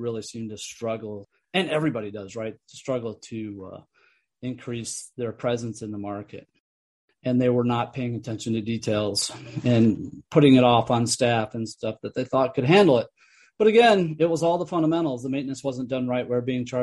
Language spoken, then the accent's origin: English; upstate New York, United States; now in California, United States; up near my hometown where I grew up in upstate New York near my family